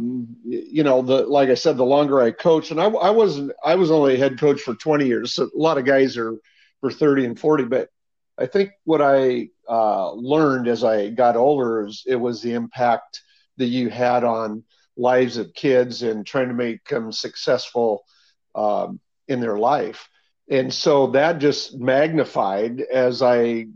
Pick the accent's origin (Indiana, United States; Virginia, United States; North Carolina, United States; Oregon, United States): Oregon, United States; Hillsboro; I grew up in Hillsboro, Oregon, almost all my life